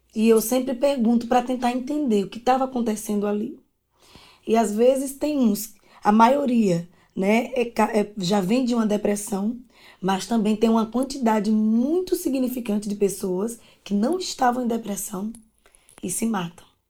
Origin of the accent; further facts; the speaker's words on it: interior of Alagoas, Brazil; also born or lived in Maceió; eu nasci em Maceió, mas morava no interior de Alagoas